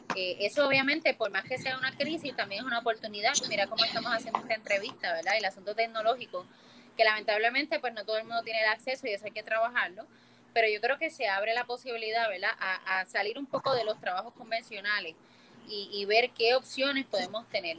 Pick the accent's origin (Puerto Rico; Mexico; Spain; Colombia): Puerto Rico; moved away; de la misma forma que me fui de Puerto Rico, volví para cambiar esto